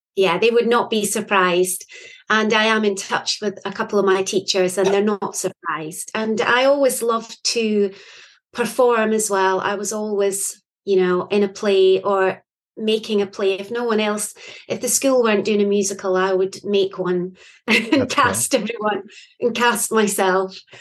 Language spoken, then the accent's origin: English; Scotland, United Kingdom; I am from Scotland.